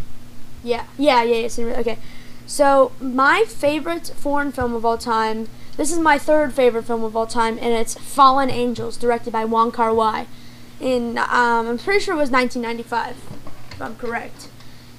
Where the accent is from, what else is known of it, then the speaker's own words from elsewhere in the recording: United States; I am American. And I think there's Italian in there somewhere